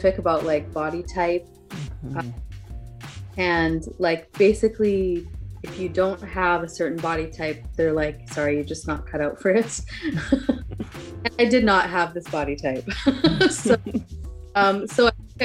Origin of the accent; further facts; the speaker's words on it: west coast of Canada, Canada; also born or lived in Southern California; now in California, United States; right now I live in Southern California with my husband and family, but I'm originally from Canada, so I'm from like the west coast of Canada.